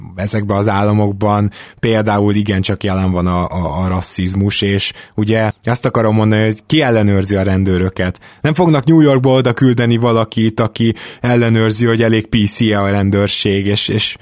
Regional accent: Budapest, Hungary; én is Délpesten nőttem föl

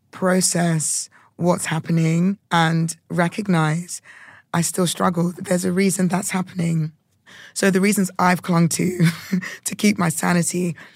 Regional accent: United Kingdom; being a Brit

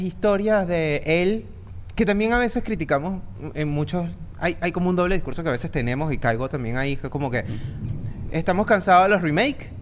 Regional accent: Venezuela; nosotros los tres somos venezolanos

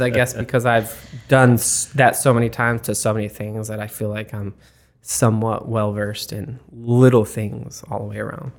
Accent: Arizona, United States; moved away as an adult; also born or lived in Florida; now in Columbus, United States; originally I'm from Arizona

